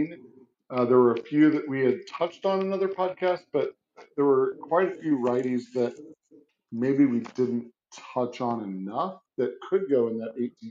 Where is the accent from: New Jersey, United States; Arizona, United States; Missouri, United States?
Missouri, United States; St. Louis; now in Kansas City, United States; growing up in St. Louis, I'm a huge Cardinals fan, but I currently live in Kansas City